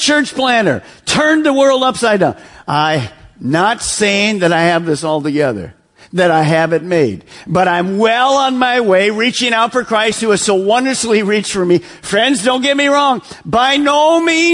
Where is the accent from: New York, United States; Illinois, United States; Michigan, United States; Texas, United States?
Michigan, United States; Detroit; moved away; I'm from Detroit, so we're in suburb of Detroit